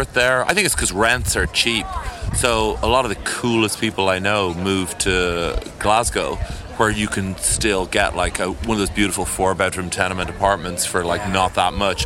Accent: Ireland; I'm Irish

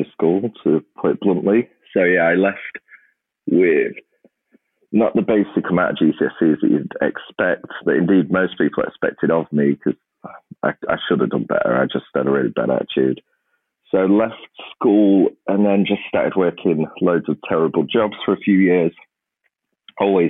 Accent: Grimsby, Yorkshire and the Humber, United Kingdom; a town like Grimsby. I mean, it's my hometown

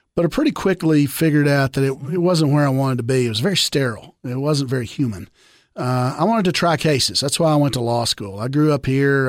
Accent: small Southern town, Southern United States, United States; small Southern Town boys

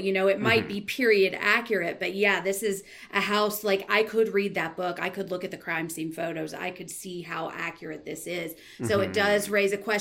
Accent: the South, United States; I grew up in the South

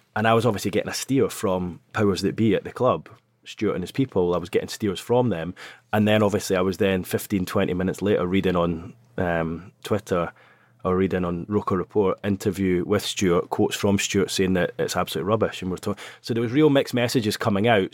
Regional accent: Scotland, United Kingdom; accent: Scottish; now in North East England, United Kingdom; you can hear it in my accent, I'm Scottish.

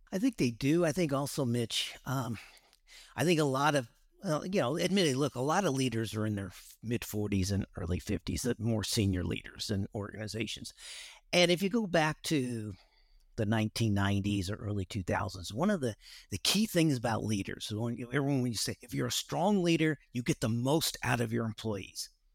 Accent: West Coast, United States; moved away as an adult; also born or lived in Dallas, Texas / Singapore / Australia; I grew up on the West Coast

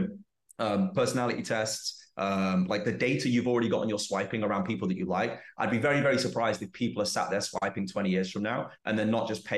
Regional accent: England, United Kingdom; moved away as an adult; I've learned more about being English in the 2 years I've been out of the UK than I have in the 27 years I was there.

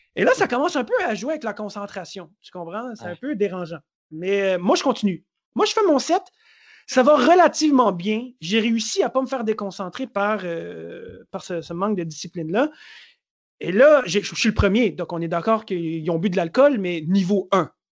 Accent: Montreal, Quebec, Canada; je viens de Montréal, Montréal, c'est chez moi.

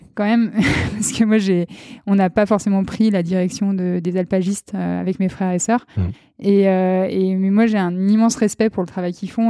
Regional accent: Chambéry, Auvergne-Rhône-Alpes, France; also born or lived in Beaufortain; je suis née à Chambéry en février 1994

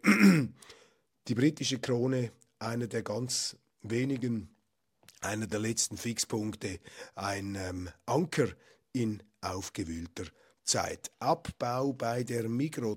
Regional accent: Switzerland; bei uns in Bern

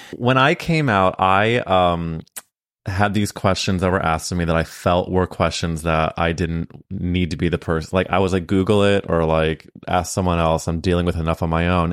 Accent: St. Louis, Missouri, United States; we grew up in Saint Louis at different times

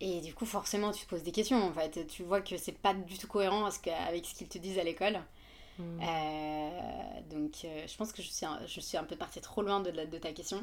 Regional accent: Yemen; French is a second language; moved away as an adult; also born or lived in Le Havre, France; now in Paris, France; je viens du Yémen, donc. donc je suis née, j'ai grandi là-bas et j'ai fait mes, mon bac là-bas

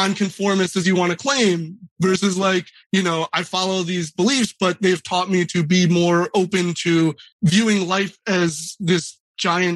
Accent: United States; I was born here

